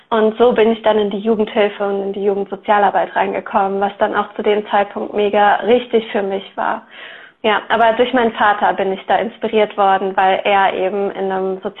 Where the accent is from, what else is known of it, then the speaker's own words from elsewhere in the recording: Eifel, Germany; now in Rottweil, Germany; ähm, und ich komme aus der Nähe von Rottweil. Das liegt zwischen Stuttgart und dem Bodensee. Mhm. Und ursprünglich komme ich aber aus der Eifel. Also ich bin in der Eifel aufgewachsen, in einem ganz kleinen Dorf